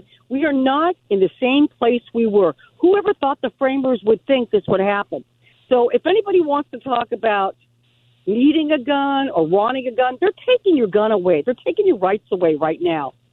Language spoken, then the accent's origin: English; Southern California, United States; I grew up in Southern California.